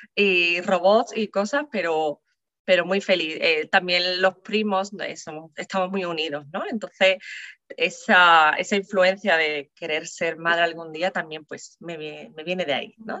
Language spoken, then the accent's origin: Spanish; San Fernando, Andalusia, Spain; soy de San Fernando, Cádiz